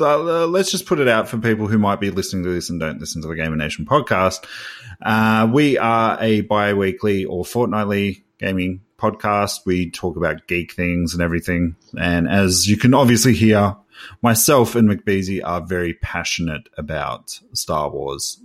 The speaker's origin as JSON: {"language": "English", "country": "Australia", "said": "I'm from Australia"}